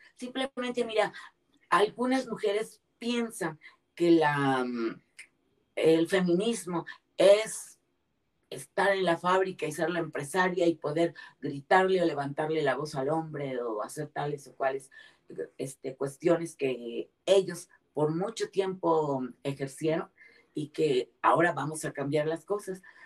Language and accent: Spanish; Mexico; en mi país, que es donde conozco